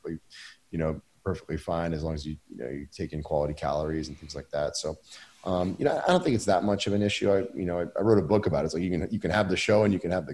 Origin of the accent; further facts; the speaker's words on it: Maine, United States; my hometown in Maine